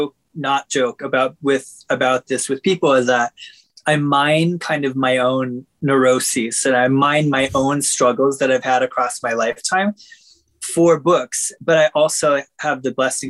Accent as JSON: {"language": "English", "region": "Minnesota", "country": "United States", "tie": "born or raised there", "said": "I was raised in Minnesota"}